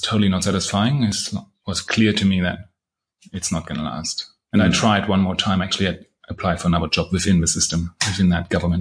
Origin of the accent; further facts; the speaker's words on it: Halle, Saxony-Anhalt, Germany; moved away; my hometown where I had my school